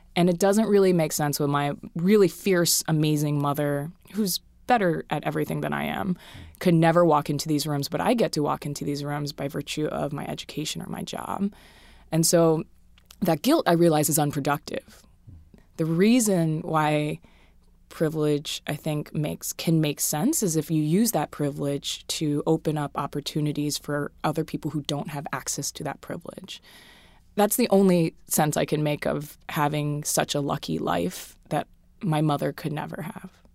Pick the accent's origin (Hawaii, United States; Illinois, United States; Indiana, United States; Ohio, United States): Hawaii, United States; moved away; I'm from Hawaii